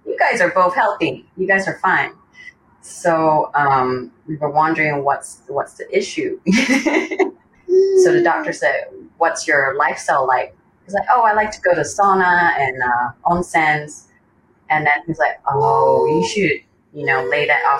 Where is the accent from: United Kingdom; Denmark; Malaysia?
Malaysia; moved away as an adult; now in Kanagawa, Japan; I'm born and raised in Malaysia. Currently, I'm living in Japan with my husband, who's Japanese.